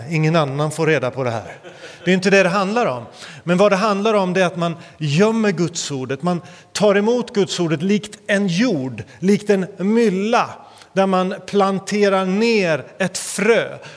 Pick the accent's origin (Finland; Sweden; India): India; kallas också för Indiens armhåla, inte av en slump utan på grund av dess fukt och annat. Men eh, där växte jag upp.